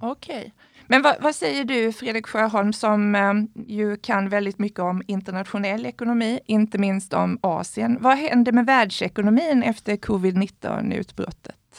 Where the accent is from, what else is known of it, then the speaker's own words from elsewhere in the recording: Sweden; vi som svenskar